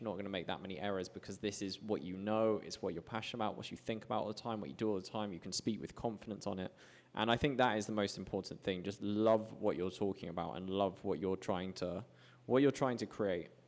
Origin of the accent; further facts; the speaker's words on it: United Kingdom; moved away as an adult; now in Medellin, Colombia; I have a very strong passport, being British